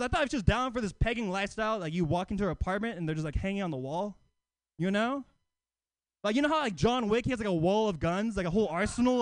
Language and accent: English; Oakland, California, United States; I live in Oakland. You know, Oakland, yeah, Oakland native across the East Bay